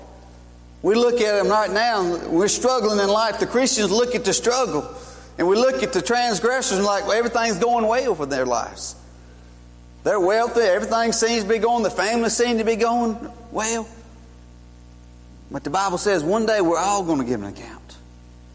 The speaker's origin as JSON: {"language": "English", "town": "Columbus", "region": "Georgia", "country": "United States", "tie": "born or raised there", "moved": "yes", "lives_now": "Stoneville, United States", "said": "I was born in Columbus, Georgia, 1971"}